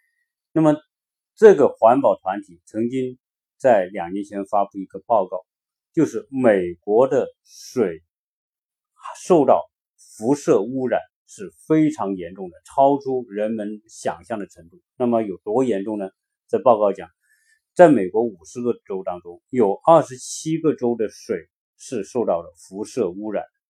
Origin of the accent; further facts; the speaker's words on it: China; now in United States; 作为中国人来说